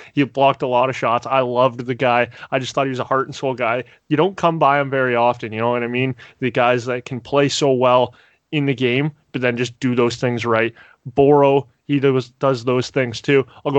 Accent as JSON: {"language": "English", "area": "near Toronto", "region": "Ontario", "country": "Canada", "tie": "born or raised there", "said": "I grew up near Toronto, right?"}